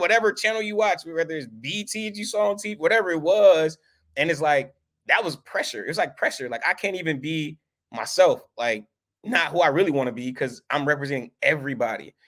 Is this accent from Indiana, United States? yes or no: no; Milwaukee, Wisconsin, United States; we moved to Milwaukee when I was a kid, like, five years old, and we grew up, I grew up on the east side of Milwaukee